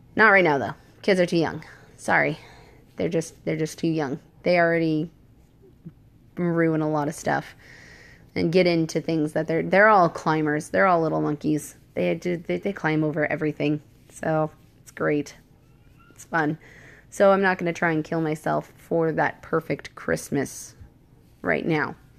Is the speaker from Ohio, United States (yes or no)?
no; Washington, United States; moved away; I'm from Washington State